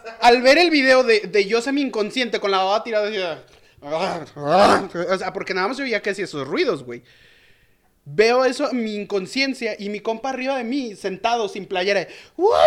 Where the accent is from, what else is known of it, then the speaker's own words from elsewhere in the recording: León, Guanajuato, Mexico; yo soy de, de, de León, Guanajuato. Y no, no soy chilango.